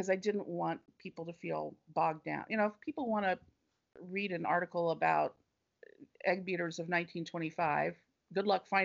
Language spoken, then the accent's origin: English; Ohio, United States; And even though I grew up in Ohio, every trip that we took out of Ohio was my parents would call it, we're going home.